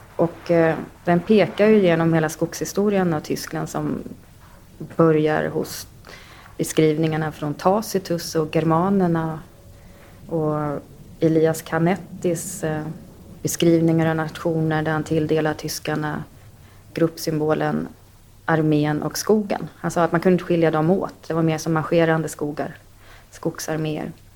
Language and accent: Swedish; Sweden; Jag är uppväxt i Sverige